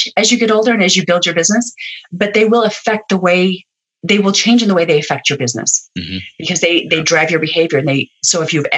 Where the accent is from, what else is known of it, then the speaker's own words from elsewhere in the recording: Utah, United States; I'm from Utah. There's a pile of essential oil people here.